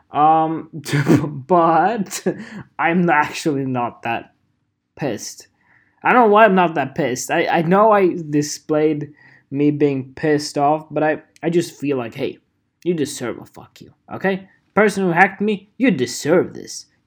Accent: United Kingdom; know, no, I'm British. I'm British.

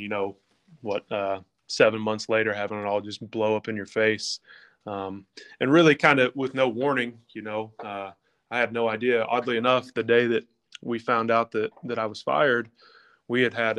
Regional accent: Lexington, United States; my hometown, Lexington, where we're from

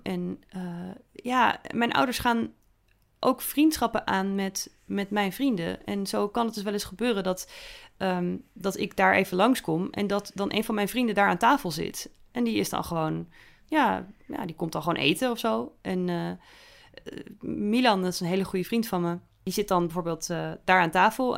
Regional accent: Netherlands; als een echte Nederlander

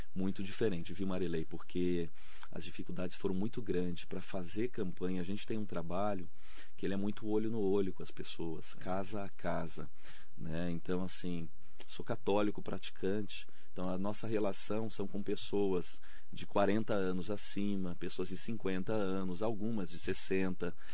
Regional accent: Brazil; dizer assim que eu sou brasileiro

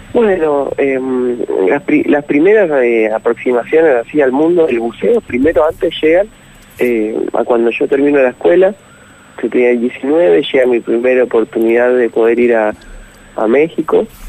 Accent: San Miguel, Buenos Aires Province, Argentina; yo soy de, de San Miguel, provincia de Buenos Aires

